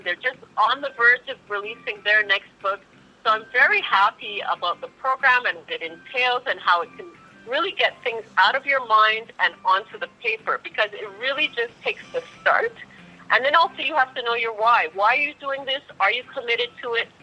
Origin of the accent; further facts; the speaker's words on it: Montreal, Quebec, Canada; I'm from Canada, so from Montreal